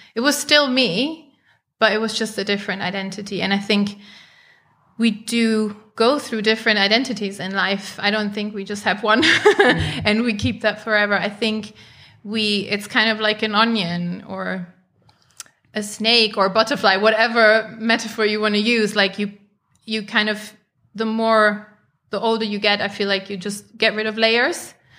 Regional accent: Germany; I grew up in Germany

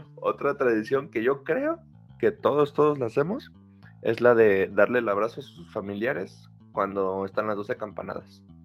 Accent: Mexico; aunque somos de México

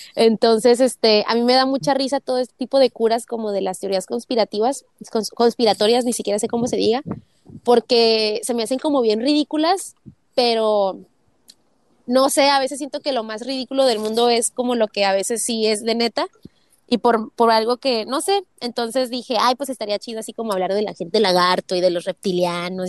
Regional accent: Tijuana, Baja California, Mexico; now in United States; ambos somos de Tijuana

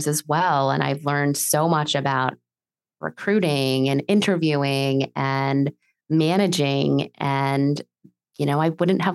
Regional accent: New York City, New York, United States; moved away as an adult; also born or lived in Massachusetts; now in Miami, United States; I grew up in New York City

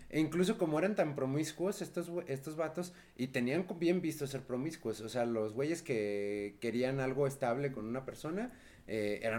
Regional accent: Mexico City, Mexico; siendo chilangos, no

